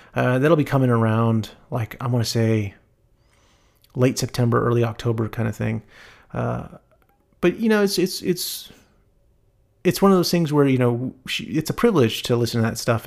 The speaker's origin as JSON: {"language": "English", "town": "El Paso", "region": "Texas", "country": "United States", "tie": "born or raised there", "said": "I was born in El Paso"}